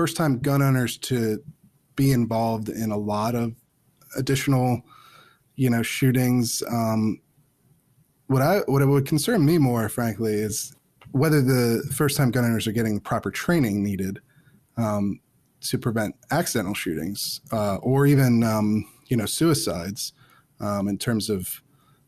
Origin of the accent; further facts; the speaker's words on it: Chester County, Pennsylvania, United States; moved away as an adult; now in Washington, D.C., United States; I grew up in Pennsylvania. I grew up in Chester County, which is, you know, outside of Philadelphia.